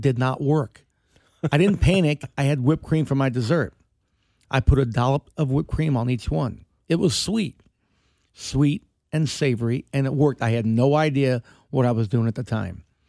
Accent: Kansas City, Missouri, United States; we're from Kansas City.

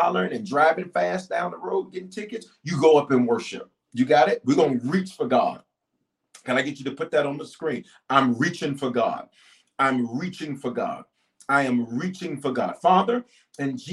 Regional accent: the South, United States; growing up in the South

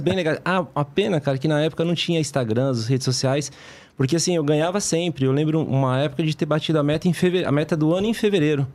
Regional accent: Brazil; Nós que somos brasileiros

